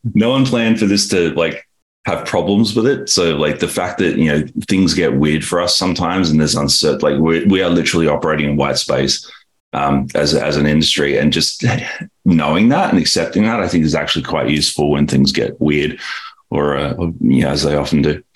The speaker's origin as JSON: {"language": "English", "country": "Australia", "tie": "born or raised there", "moved": "as an adult", "lives_now": "San Francisco, United States", "said": "born and raised in Australia"}